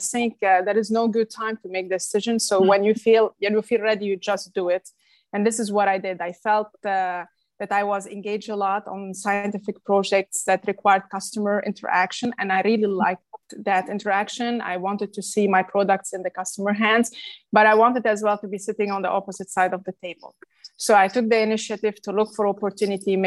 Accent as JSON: {"language": "English", "town": "Beirut", "region": "Beirut Governorate", "country": "Lebanon", "tie": "born or raised there", "also_born_or_lived": "Paris, France", "moved": "as an adult", "lives_now": "United States", "said": "I was born and raised in Lebanon, Beirut, Lebanon"}